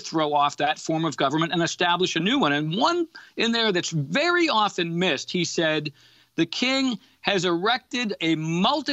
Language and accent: English; Massachusetts, United States; I grew up in Massachusetts